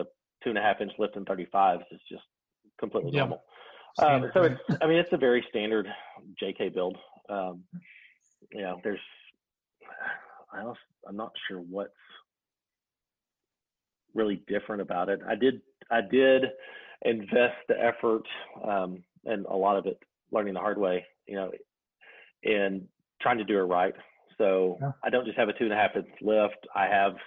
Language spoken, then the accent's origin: English; Arkansas, United States; growing up in Arkansas, we just don't get a lot